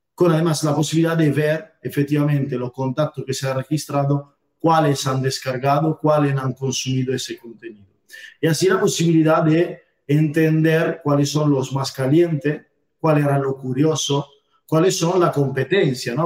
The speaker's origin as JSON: {"language": "Spanish", "country": "Italy", "second_language": "Spanish", "moved": "as an adult", "lives_now": "Almería, Spain", "said": "soy italiano y bueno, llevo ya casi unos 10 años viviendo aquí en España"}